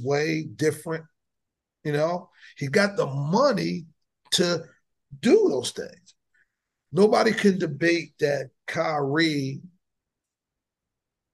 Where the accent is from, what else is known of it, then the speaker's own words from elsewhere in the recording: New Jersey, United States; moved away as an adult; now in Texas, United States; I grew up in Jersey, so we didn't go to segregated schools